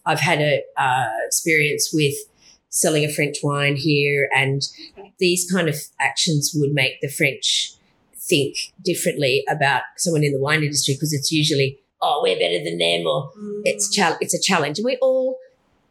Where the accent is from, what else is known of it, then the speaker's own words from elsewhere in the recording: Hunter Valley, New South Wales, Australia; I was from the Hunter